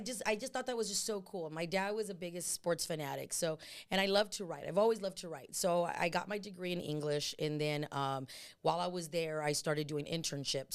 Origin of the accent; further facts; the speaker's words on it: San Antonio, Texas, United States; I'm from San Antonio, born and raised. Uh, I grew up in the West Side, South Side